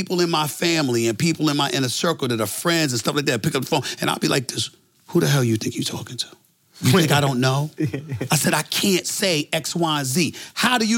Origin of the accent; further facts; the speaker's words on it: New York City, New York, United States; I'm from Hollis, Queens. I'm from the streets of New York City